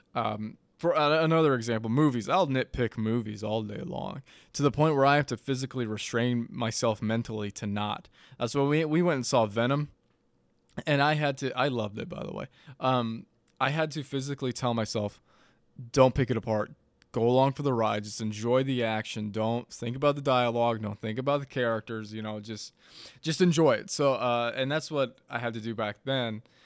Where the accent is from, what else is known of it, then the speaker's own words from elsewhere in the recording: Madison, United States; moved away; back in Madison, my hometown